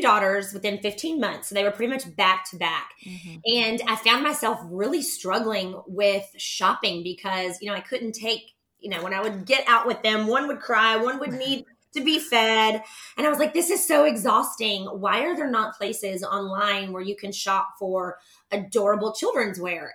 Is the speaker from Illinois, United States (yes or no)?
no; Nashville, Tennessee, United States; also born or lived in Knoxville, Tennessee; I'm from Nashville, Tennessee. I'm actually a native Nashvilleian